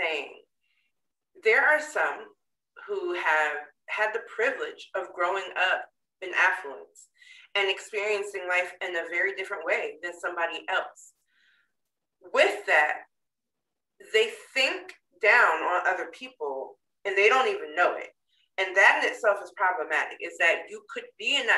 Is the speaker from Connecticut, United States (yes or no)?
yes; Connecticut, United States; I grew up in Connecticut